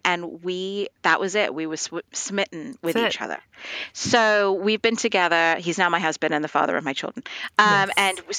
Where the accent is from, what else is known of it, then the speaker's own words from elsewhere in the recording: Dubai, United Arab Emirates; moved away as an adult; also born or lived in India; And at that point, my parents were actually immigrated to Dubai in the Middle East. Yep. And so that's where I grew up. I grew up in the Middle East until I was like 18.